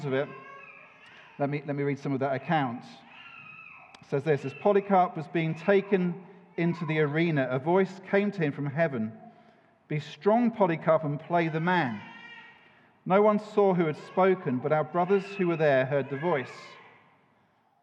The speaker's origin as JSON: {"language": "English", "country": "United Kingdom", "said": "we're British"}